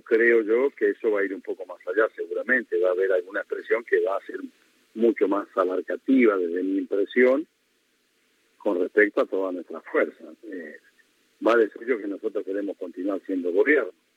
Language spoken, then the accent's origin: Spanish; Buenos Aires Province, Argentina; como bonaerense